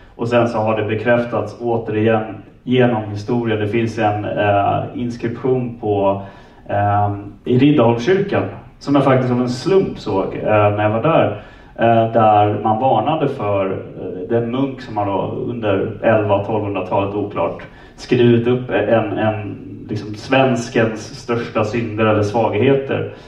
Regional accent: Stockholm, Stockholm County, Sweden; jag är från Stockholm

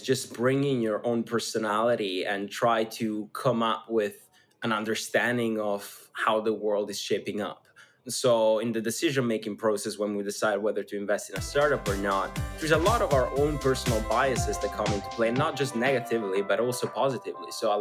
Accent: schooled in Switzerland, northern Italy, Italy; English is a second language; moved away; I come from a really small town north of Italy, actually on the verge of Switzerland. So I grew up essentially in Switzerland, going to school in Switzerland

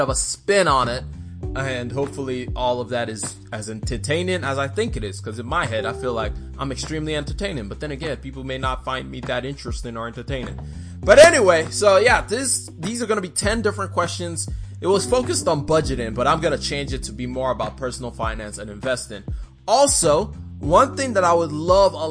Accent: Nigeria; moved away; I am Nigerian.

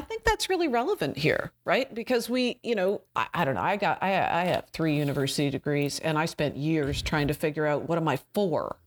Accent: Canada; I'm Canadian

